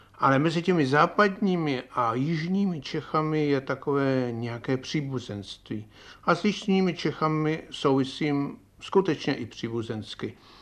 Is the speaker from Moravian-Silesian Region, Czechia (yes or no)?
no; Prague, Czechia; Praha, vlastně Vinohrady, kde jsem se narodil, To je tedy moje rodiště